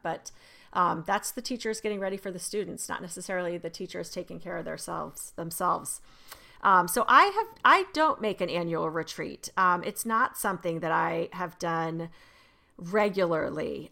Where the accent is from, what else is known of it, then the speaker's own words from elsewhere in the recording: Arizona, United States; I remember growing up in Arizona